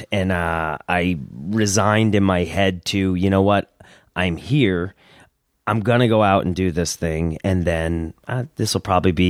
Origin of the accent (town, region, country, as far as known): upstate New York, United States; born or raised there; also born or lived in California